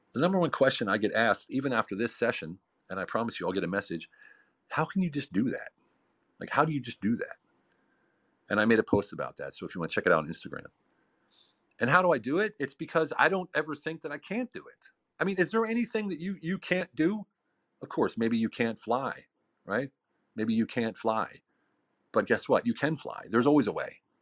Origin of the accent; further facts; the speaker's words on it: United States; moved away as an adult; also born or lived in Hungary / Lancaster, Pennsylvania; now in Germany; I'm an American